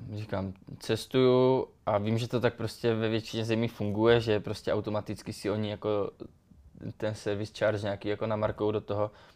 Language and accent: Czech; Czechia; moved away; tam u nás v Beskydech, já pocházím z Beskyd